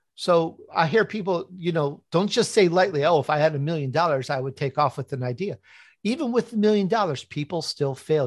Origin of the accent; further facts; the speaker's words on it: Chicago, Illinois, United States; accent: Chicago; also born or lived in Italy; I'm Italian. I was actually born in Italy. I grew up in Chicago, though if you're listening carefully, sometimes my Chicago comes out.